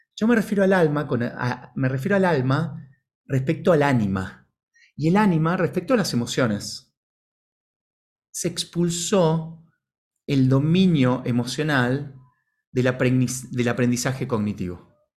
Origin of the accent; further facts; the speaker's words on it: Buenos Aires, Argentina; sea eh, Buenos Aires en el caso mío